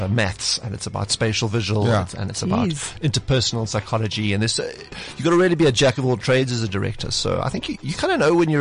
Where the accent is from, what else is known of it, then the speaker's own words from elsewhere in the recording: South Africa; as South African filmmakers